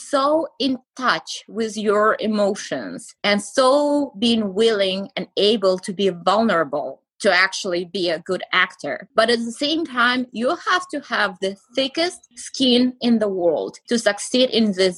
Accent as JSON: {"language": "English", "region": "Moscow", "country": "Russia", "tie": "born or raised there", "moved": "yes", "said": "I was born and raised in Russia"}